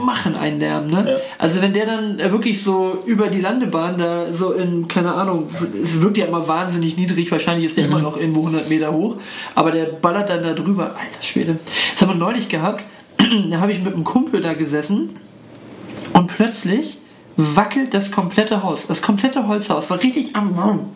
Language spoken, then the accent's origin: German; Germany; ich bin irgendwie stolz darauf, äh, äh, Deutscher zu sein